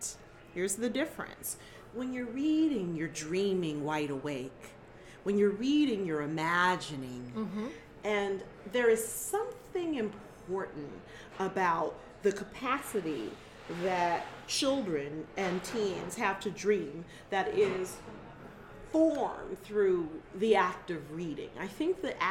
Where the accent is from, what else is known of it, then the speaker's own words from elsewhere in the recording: Detroit, Michigan, United States; moved away; a little girl growing up in Detroit